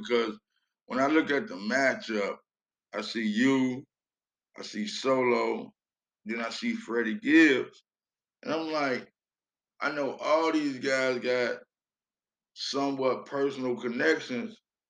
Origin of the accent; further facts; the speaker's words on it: Chicago, Illinois, United States; I'm from Chicago.